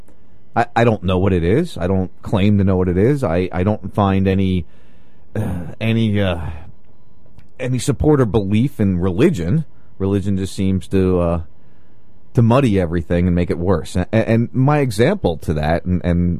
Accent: New Jersey, United States; now in Florida, United States; I grew up in South Jersey, right outside Philly

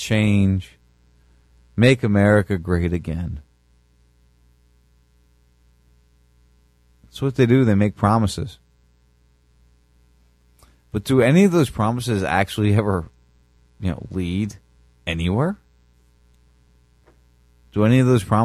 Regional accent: United States; now in Florida, United States; this country, this nation that I defended, that I grew up

